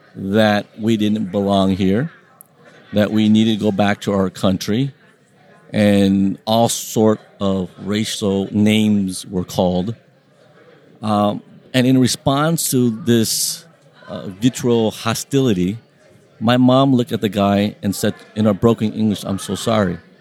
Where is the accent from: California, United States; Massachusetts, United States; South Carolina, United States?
California, United States; Long Beach; first language Vietnamese; English is a second language; I grew up in Long Beach, uh, small little city of 500,000 people